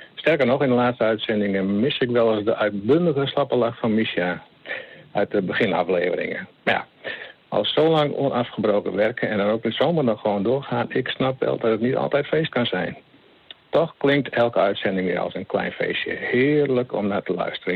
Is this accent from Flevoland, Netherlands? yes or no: no; Friesland, Netherlands; accent: Frisian; Aan mijn accent zullen jullie horen dat ik uit Friesland kom.